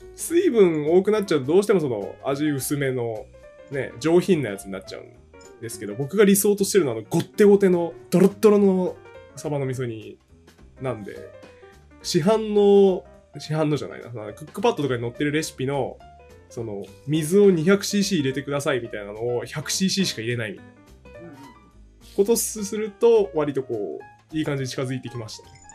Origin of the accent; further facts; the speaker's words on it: Hokkaido, Japan; 僕地元北海道なんですけど